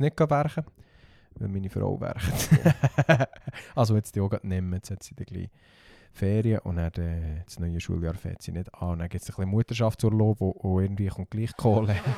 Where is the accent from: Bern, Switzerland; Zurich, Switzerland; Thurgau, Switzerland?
Bern, Switzerland; Simmental; accent: Simmentaler Dialekt; in meinem Simmentaler Dialekt